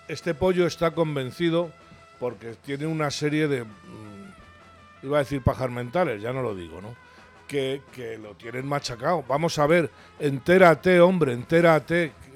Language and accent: Spanish; Huesca, Aragon, Spain; also born or lived in Valencia; yo soy de Huesca